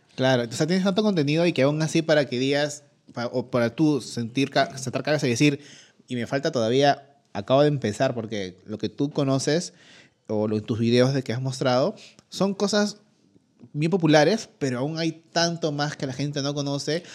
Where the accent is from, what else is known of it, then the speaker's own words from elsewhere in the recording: Peru; uno como peruano